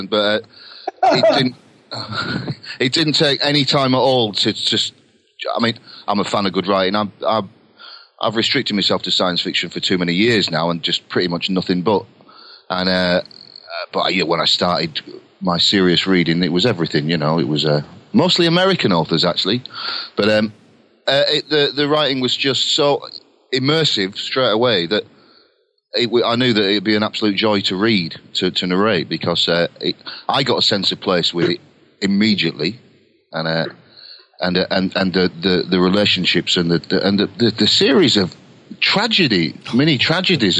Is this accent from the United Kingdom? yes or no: yes; Lancaster, North West England, United Kingdom; I'm a Lancashire lad. Lancaster.